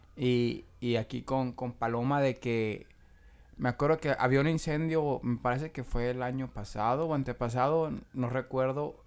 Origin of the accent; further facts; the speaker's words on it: Tangancícuaro, Michoacán, Mexico; moved away; yo soy de, de Tangancico, a Michoacán